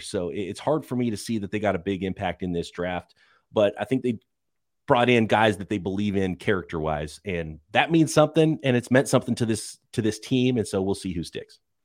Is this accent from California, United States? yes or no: yes; San Francisco, California, United States; my hometown, San Francisco